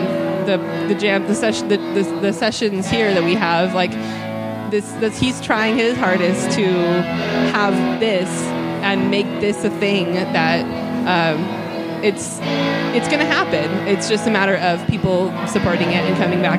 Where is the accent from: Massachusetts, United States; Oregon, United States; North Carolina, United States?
Oregon, United States; Bend; now in Monterey, United States; I am originally from Bend, Oregon, and it's maybe a town of 40,000 people